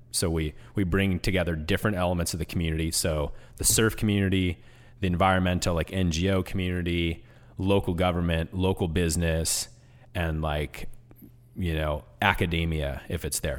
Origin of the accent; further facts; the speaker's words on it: Washington, United States; moved away; I grew up in Washington